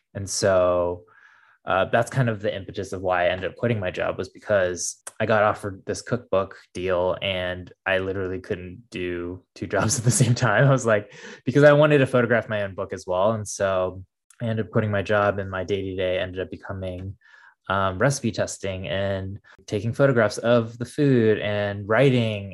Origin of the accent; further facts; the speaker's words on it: Midwest, United States; growing up in the States and growing up in the Midwest